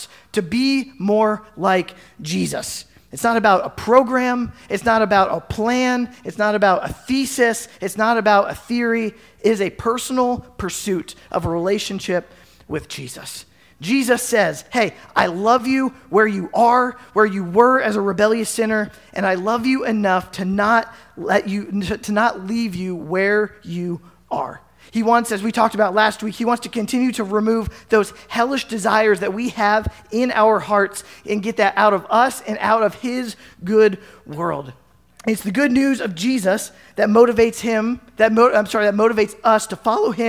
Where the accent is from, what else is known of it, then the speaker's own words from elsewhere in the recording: Carlisle, Pennsylvania, United States; now in Southwest Iowa, United States; growing up in Carlisle, Pennsylvania